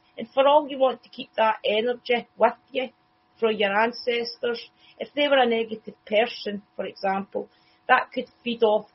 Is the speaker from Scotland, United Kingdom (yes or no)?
yes; Scotland, United Kingdom; I'm Scottish